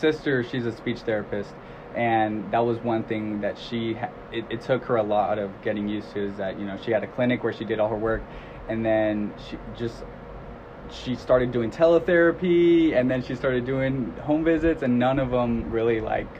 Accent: Long Beach, California, United States; I'm from Long Beach.

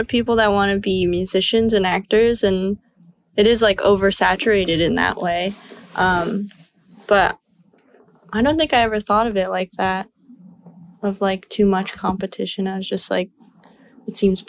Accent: Los Angeles, California, United States; growing up

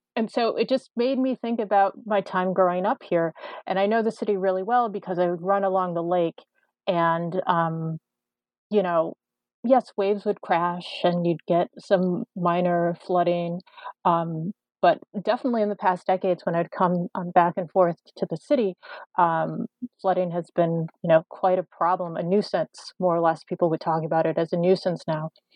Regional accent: Chicago, Illinois, United States; I'm originally from Chicago. I'm actually in Chicago right now.

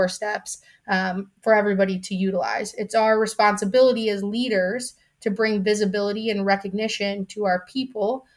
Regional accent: Chicago, Illinois, United States; I was born and raised in Chicago

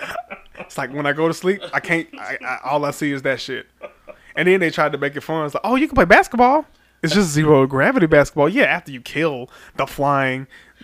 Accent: Birmingham, Alabama, United States; I'm from Birmingham

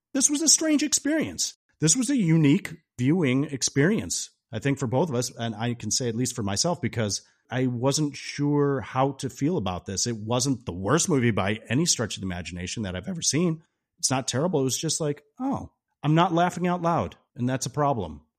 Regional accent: Chicago, Illinois, United States; being a Chicago guy

